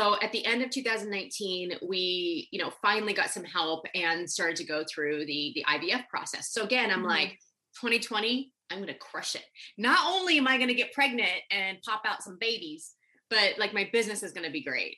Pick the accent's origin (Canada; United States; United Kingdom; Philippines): United States; Nebraska; I grew up in Nebraska